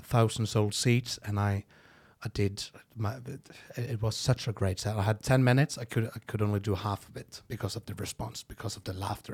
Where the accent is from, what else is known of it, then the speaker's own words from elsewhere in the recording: Norway; first language Norwegian; English is a second language; I would just talk normal Norwegian, and when whenever I was going to talk English